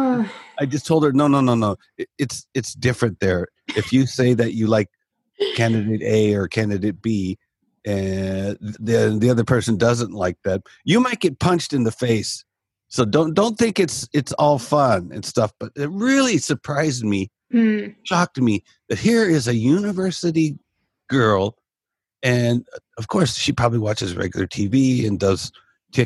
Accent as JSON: {"language": "English", "country": "United States", "moved": "yes", "lives_now": "Japan", "said": "I'm from America"}